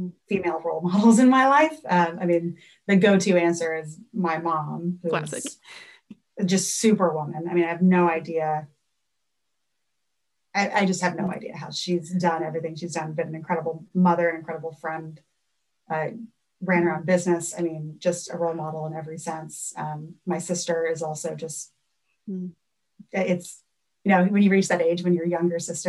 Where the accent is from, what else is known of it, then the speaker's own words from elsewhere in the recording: New Orleans, Louisiana, United States; moved away; I'm from New Orleans. love gold food, grew up fishing in Lake Pontchartrain and the bayous